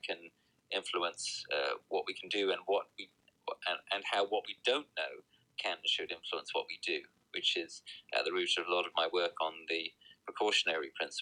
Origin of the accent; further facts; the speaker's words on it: United Kingdom; also born or lived in New Jersey, United States; I'm here in my home country of the UK